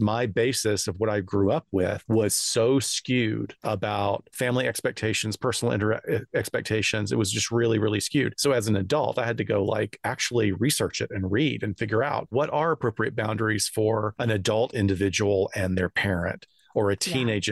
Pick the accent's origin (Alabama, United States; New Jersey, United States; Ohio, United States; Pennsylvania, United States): Alabama, United States; North; I grew up in North Alabama